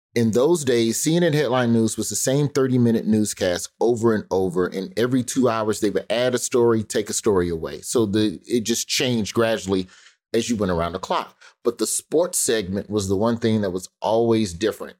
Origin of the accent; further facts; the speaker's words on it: Birmingham, Alabama, United States; also born or lived in Memphis; Birmingham, which is where I grew up